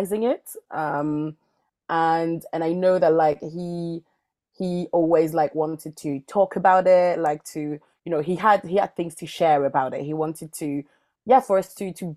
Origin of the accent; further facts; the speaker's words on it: France; moved away as an adult; also born or lived in Mali; now in London, United Kingdom; I grew up in the French countryside